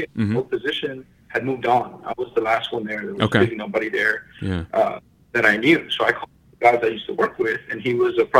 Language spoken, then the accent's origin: English; Houston, Texas, United States; This is in Ohio, and I'm from Houston.